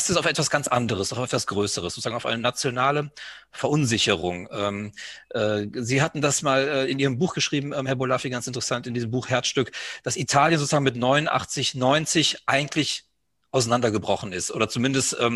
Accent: Greece; Und ich kann das ja als Grieche auch sagen, wenn Alexander der Große von plötzlich von anderen vereinnahmt wird, was dann einfach im Land los ist.

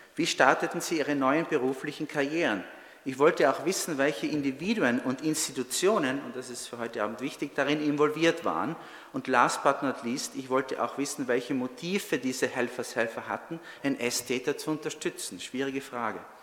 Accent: North Tyrol, Austria; moved away as an adult; also born or lived in Trento, Italy; now in United States; ich bin Tiroler, bin in Nordtirol geboren, habe 15 Jahre in Südtirol gelebt und gearbeitet als Zeithistoriker

